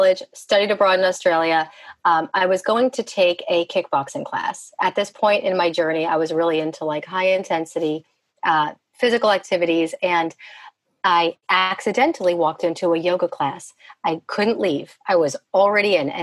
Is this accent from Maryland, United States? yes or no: no; New Jersey, United States; I grew up in New Jersey. I'm a Jersey girl.